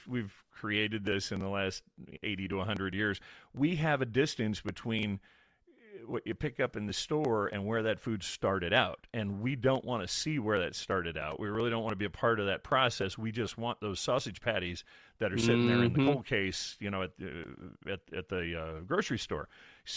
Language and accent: English; Illinois, United States; I grew up in Illinois, about as far from an ocean as you can get.